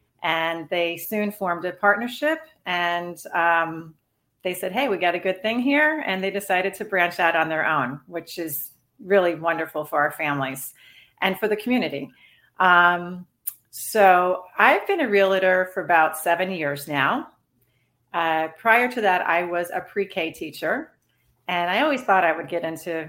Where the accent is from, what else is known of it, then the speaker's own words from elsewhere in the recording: Pembroke Pines, Florida, United States; also born or lived in Chicago, Illinois / Cooper City, Florida; I grew up down here. I was born in Chicago, but I moved down here when I was 5 to Broward County.